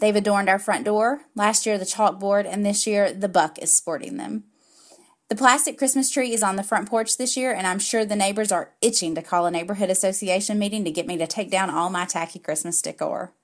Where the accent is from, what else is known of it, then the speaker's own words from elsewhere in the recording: the South, United States; Being a Southerner